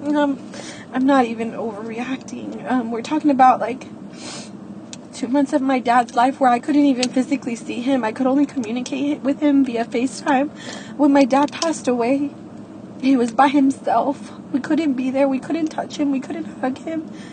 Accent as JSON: {"language": "English", "town": "Houston", "region": "Texas", "country": "United States", "said": "I'm 30 years old and I'm from Houston, Texas"}